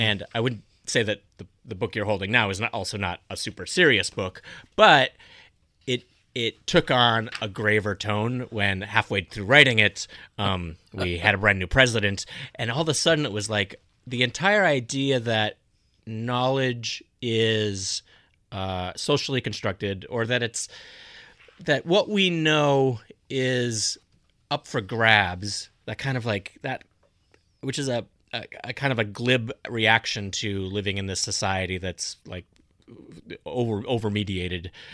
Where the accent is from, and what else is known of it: North Dakota, United States; born or raised there; moved away